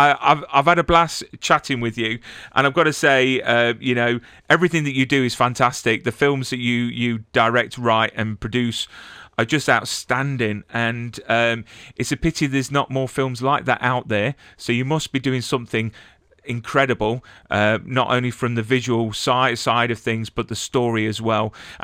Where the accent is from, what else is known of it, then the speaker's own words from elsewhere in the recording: United Kingdom; now in United States; we're British